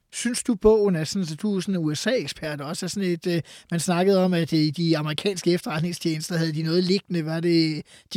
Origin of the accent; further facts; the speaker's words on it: Farum, Capital Region of Denmark, Denmark; jeg er jo fra Farum, og har været øh, dermed øh, boet i en kommune, hvor Peter Brikstofte var borgmester